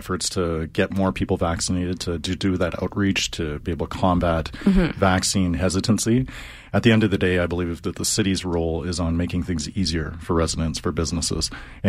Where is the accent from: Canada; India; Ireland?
Canada; Calgary, Alberta; Yeah, so for me, I'm a born and raised Calgarian. I grew up in East Calgary and Dover. My father, he came as a refugee from communist Hungary.